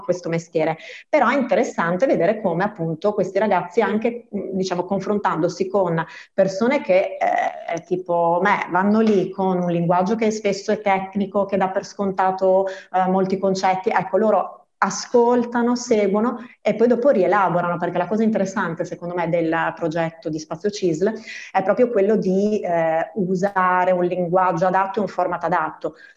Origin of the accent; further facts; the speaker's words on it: province of Treviso, Veneto, Italy; moved away; Io vengo dal Veneto, dalla provincia di Treviso e quando ho iniziato la scuola superiore nel 94